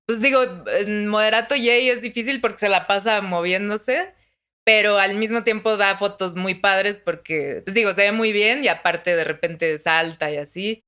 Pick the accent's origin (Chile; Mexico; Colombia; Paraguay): Mexico; soy de México